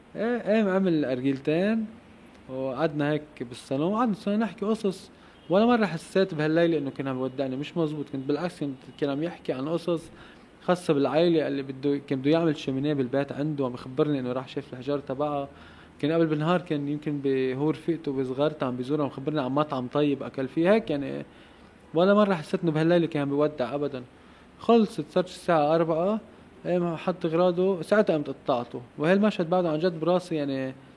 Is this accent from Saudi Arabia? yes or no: no; Lebanon; also born or lived in Mechmech, Lebanon; نحن كشعب لبناني